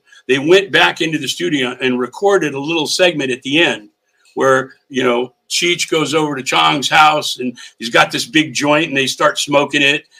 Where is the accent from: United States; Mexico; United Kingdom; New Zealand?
United States; New York; First of all, we're running up to a lot of adversity because we're from New York. I didn't have an accent, so that was a good thing